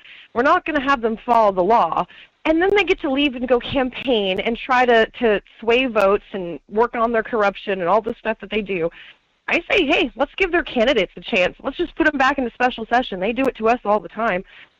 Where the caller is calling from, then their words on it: Wasilla, Alaska, United States; calling in from Wasilla.